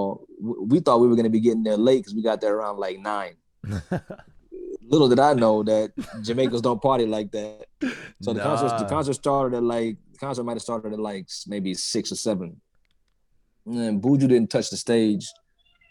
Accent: Atlanta, Georgia, United States; I grew up in Atlanta

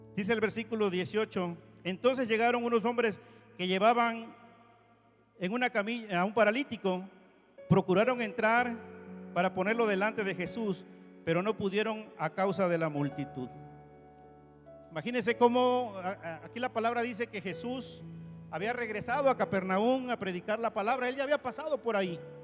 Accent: Oaxaca, Mexico; conocí a una amiguita de mi pueblo en este lugar, en Oaxaca, Crecimos juntos, estudiamos la primaria juntos

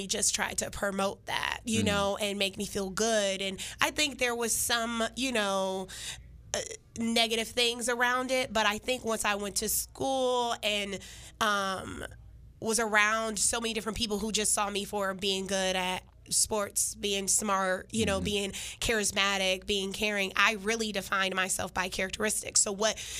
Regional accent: Shaker Heights, Ohio, United States; In Shaker, it was a utopia

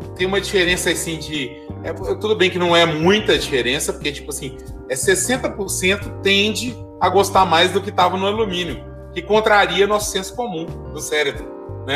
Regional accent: Belo Horizonte, Minas Gerais, Brazil; now in Diamantina, Brazil; eu fui nascido criado em Belo Horizonte

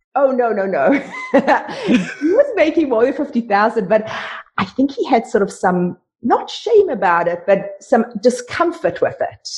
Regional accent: South Africa; moved away as an adult; now in Canada; I was raised in South Africa

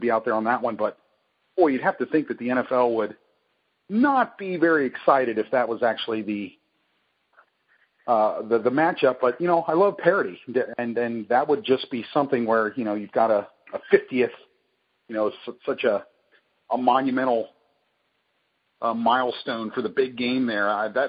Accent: Lebanon, Pennsylvania, United States; my hometown, Lebanon, Pennsylvania.

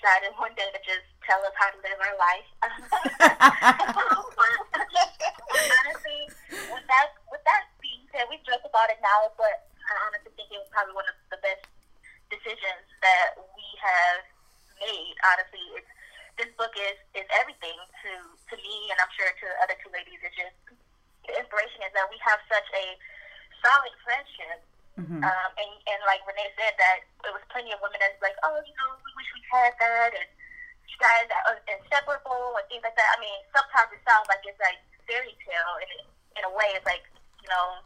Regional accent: Detroit, Michigan, United States; now in Phoenix, United States; I'm originally from Detroit as well. I live here in Phoenix, Arizona

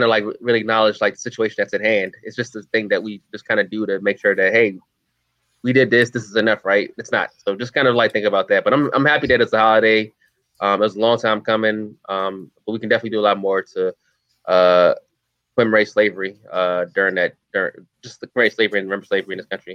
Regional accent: United States; I grew up in Peachtree County, and we didn't have Juneteenth celebrations until like, I think, 2009 or 10.

